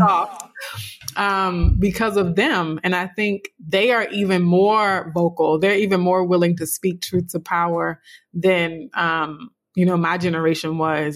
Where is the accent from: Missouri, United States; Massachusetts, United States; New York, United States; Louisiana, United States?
Louisiana, United States; South; a dark skinned, you know, black girl growing up in South Louisiana